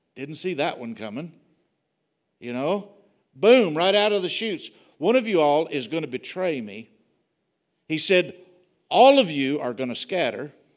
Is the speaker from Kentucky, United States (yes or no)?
yes; Wilmore, Kentucky, United States; moved away; The church I grew up in was in Wilmore, Kentucky